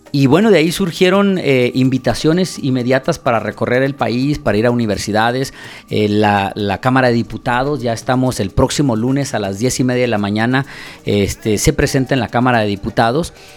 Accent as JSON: {"language": "Spanish", "country": "Mexico", "moved": "yes", "lives_now": "New York, United States", "said": "yo soy un mexicano que radico en Estados Unidos"}